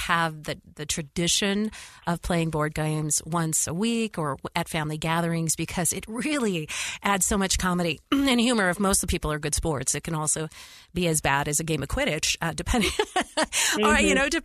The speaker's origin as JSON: {"language": "English", "region": "West Coast", "country": "United States", "said": "I'm from the West Coast."}